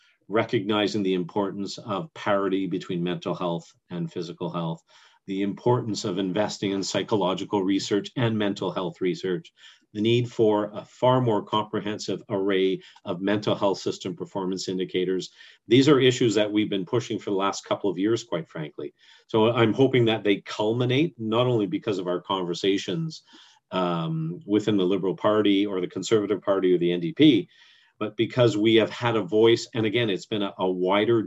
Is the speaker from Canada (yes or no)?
yes; Canada; I'm active as a Canadian